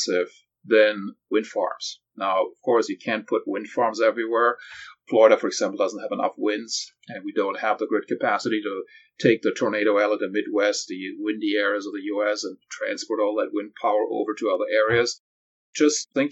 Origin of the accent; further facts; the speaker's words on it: Germany; moved away as an adult; now in California, United States; I grew up in Europe